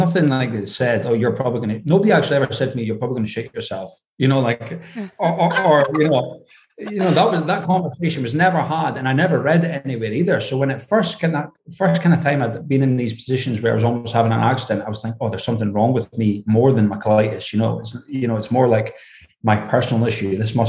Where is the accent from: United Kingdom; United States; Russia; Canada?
United Kingdom; Aberdeen, Scotland; accent: Scottish; Yeah, up in Aberdeen. I mean, my accent's actually pretty neutral because I've worked away from home for so many years, like around different people.